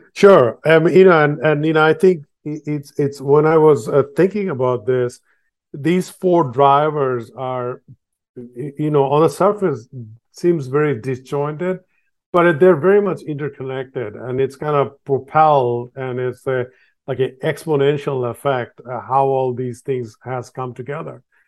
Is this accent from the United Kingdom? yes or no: no; Bangladesh; I was born in Bangladesh